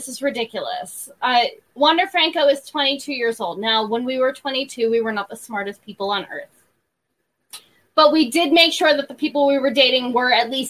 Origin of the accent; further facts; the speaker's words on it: Tampa, Florida, United States; I grew up in Tampa.